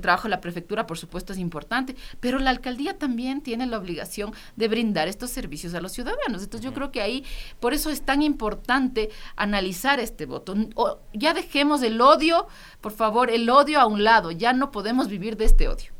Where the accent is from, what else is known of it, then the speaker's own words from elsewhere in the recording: Quito, Pichincha, Ecuador; Somos nosotros, los quiteños y quiteñas